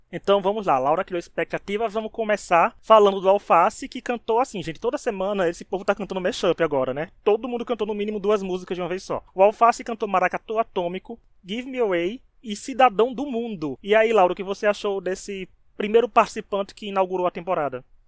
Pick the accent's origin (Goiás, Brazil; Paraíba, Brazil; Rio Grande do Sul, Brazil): Paraíba, Brazil; sou paraibano